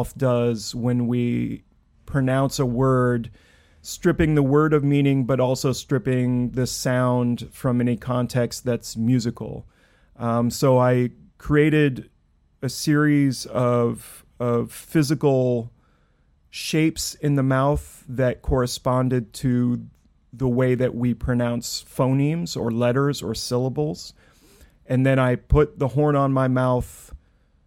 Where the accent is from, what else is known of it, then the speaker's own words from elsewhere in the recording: Clatskanie, Oregon, United States; now in Brooklyn, United States; I grew up in Clatskanie, Oregon, the birthplace of Raymond Carver, and I now live in Brooklyn, New York.